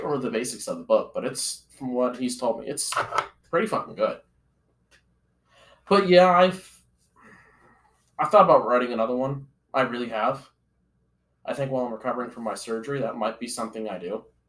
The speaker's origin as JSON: {"language": "English", "town": "Fruita", "region": "Colorado", "country": "United States", "moved": "yes", "lives_now": "Ankeny, United States", "said": "So I'm from Fruta, Colorado."}